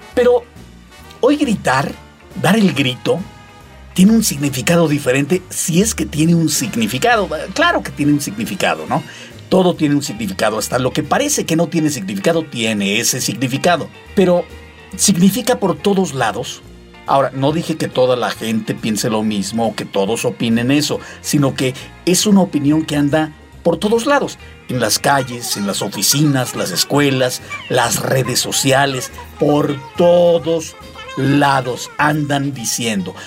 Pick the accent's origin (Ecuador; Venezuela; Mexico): Mexico; mis tradiciones muy mexicanas